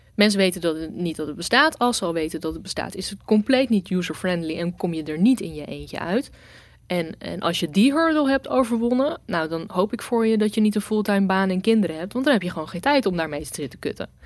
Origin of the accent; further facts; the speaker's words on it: Rotterdam, South Holland, Netherlands; ik ben Rotterdammer. Ik ben hier geboren. Ik ben hier grotendeels opgegroeid.